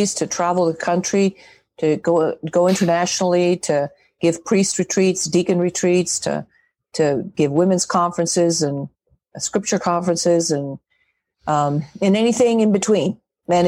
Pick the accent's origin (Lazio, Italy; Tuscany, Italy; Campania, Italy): Lazio, Italy; Rome; moved away as an adult; also born or lived in Michigan; now in Kentucky, United States; I grew up in Rome, in Italy, basically in the shadow of the Vatican walls.